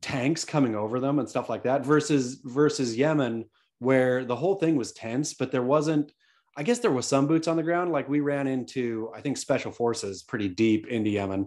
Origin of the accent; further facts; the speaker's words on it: Oregon coast, United States; I grew up on the Oregon coast